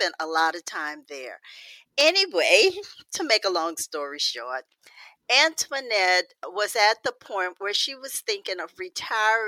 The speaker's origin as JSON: {"language": "English", "town": "New Orleans", "region": "Louisiana", "country": "United States", "tie": "born or raised there", "said": "grew up in New Orleans around a very large extended family"}